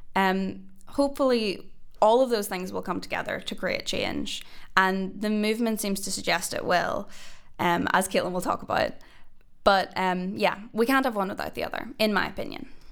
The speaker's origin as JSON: {"language": "English", "region": "Northern Ireland", "country": "United Kingdom", "moved": "yes", "lives_now": "Cambridge, United Kingdom", "said": "I'm an Irish woman and a Northern Irish woman"}